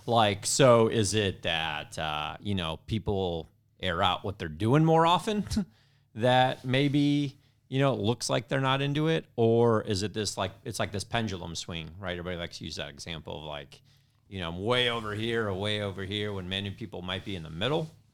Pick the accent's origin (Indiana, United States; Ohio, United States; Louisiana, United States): Indiana, United States; moved away as an adult; also born or lived in California; I grew up in Indiana, so I was a Indiana boy living on the West Coast